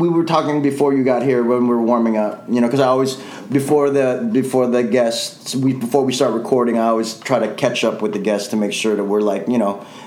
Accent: Chicago, Illinois, United States; born or raised there

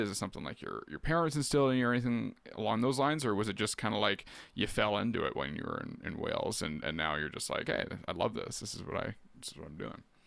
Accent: Keene, Ontario, Canada; also born or lived in Peterborough / Quebec / Guelph; So I was born and raised in Keene, uh, on Rice Lake, so that's where I am now

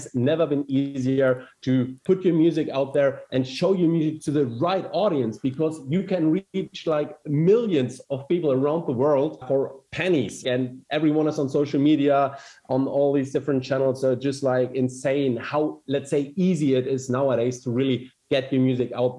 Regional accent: Germany; accent: German; English is a second language; from Germany, as you can hear by my weird German accent.

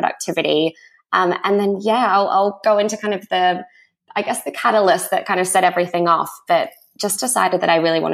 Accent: Australia; moved away as an adult; also born or lived in Sydney, Australia / New York, United States; now in London, United Kingdom; I'm Australian and I'm 29. I actually moved to London when I was 20 and then moved back to Sydney for a few years

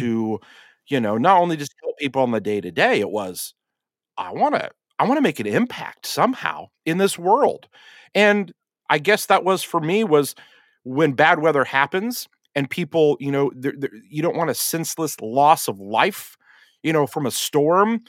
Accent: Vetersburg, Indiana, United States; where I grew up in Vetersburg, Indiana

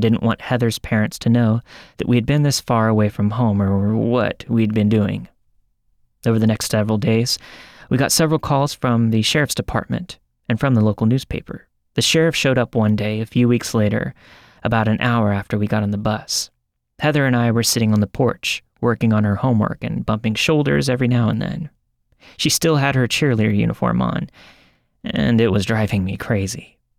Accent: Kenefick, Texas, United States; also born or lived in Oklahoma; I was raised in Kennefic, Texas, and that we moved there from Oklahoma in November of 1984.

